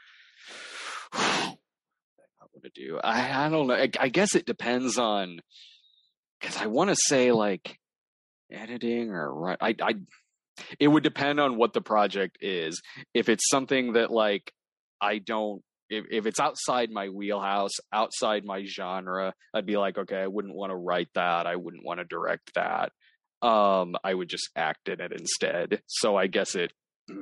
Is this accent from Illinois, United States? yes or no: yes; Springfield, Illinois, United States; I'm from Springfield, Illinois.